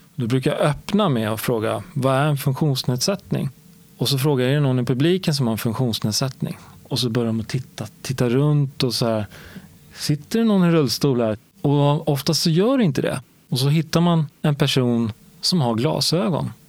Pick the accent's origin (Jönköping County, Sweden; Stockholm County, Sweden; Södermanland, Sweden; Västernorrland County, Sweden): Stockholm County, Sweden; Stockholm; Jag växte upp i Årsta som ligger söder om Stockholm